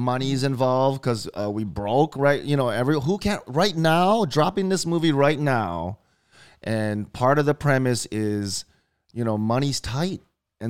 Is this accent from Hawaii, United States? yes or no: yes; Hawaii, United States; also born or lived in Philadelphia; growing up in Hawaii